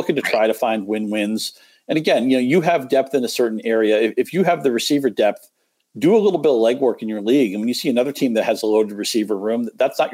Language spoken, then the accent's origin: English; New England, United States; now in Metro Detroit, United States; I grew up in New England